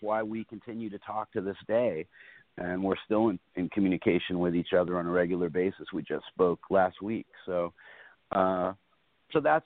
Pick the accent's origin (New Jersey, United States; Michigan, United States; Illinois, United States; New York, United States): New York, United States; New York City; back up there in my hometown